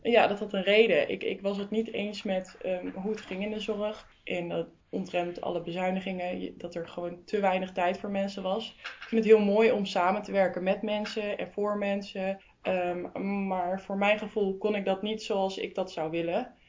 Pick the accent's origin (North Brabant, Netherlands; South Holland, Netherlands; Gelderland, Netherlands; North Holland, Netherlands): Gelderland, Netherlands; Zutphen; ik kom dus uit Zutphen